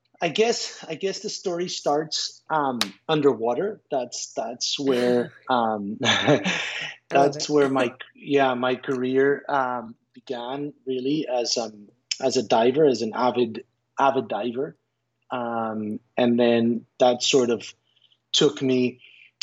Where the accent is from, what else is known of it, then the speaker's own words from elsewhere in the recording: Israel; moved away as an adult; also born or lived in United States; now in Costa Rica; I was born in Israel. I grew up in the United States, and then went back to Israel for school, high school, military service